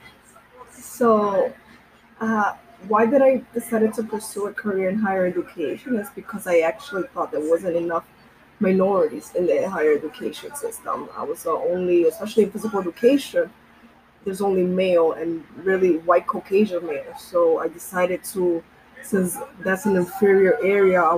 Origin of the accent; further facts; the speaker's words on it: United States; my family's from Dominican Republic, and I was born here